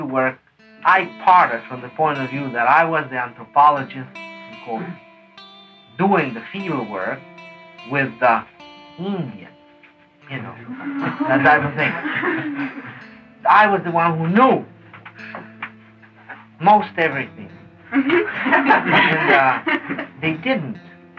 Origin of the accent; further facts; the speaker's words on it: Brazil; moved away; I'm from Brazil. I was born in Brazil. My grandparents are Italian.